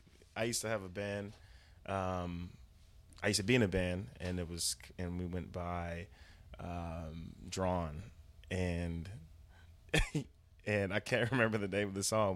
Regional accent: Fort Worth, Texas, United States; from Fort Worth, Texas.

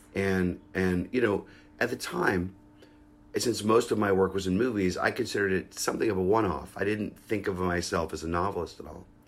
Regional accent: Pittsburgh, Pennsylvania, United States; I grew up in Pittsburgh

